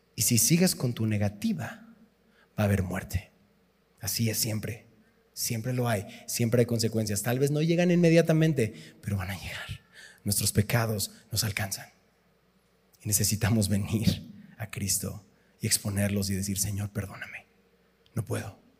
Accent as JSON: {"language": "Spanish", "town": "Tizapán de Zaragoza", "country": "Mexico", "said": "soy de Tizapán de Zaragoza"}